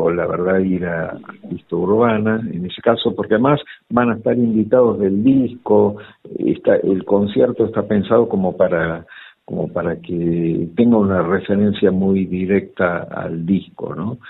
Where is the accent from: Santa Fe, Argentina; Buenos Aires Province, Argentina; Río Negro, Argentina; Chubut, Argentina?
Buenos Aires Province, Argentina; Olivos; En provincia de Buenos Aires, en Olivos. Eh, nací en Capital, pero después mis viejos